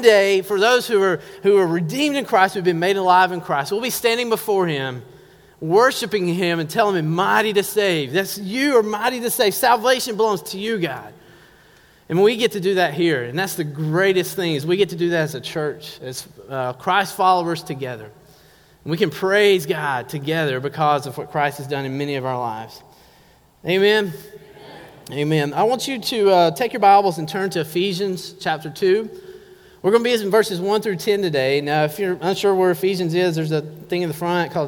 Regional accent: Georgia, United States; also born or lived in North Carolina; now in Oregon, United States; I'm originally from Georgia

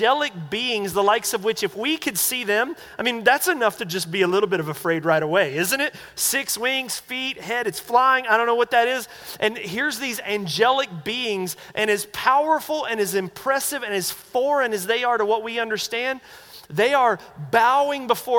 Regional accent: North Carolina, United States; moved away; growing up in the Baptist church back in North Carolina

